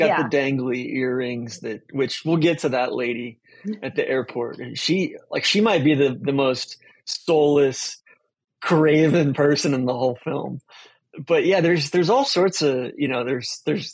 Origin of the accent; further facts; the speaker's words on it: Wilmette, Illinois, United States; I was born in Wilmette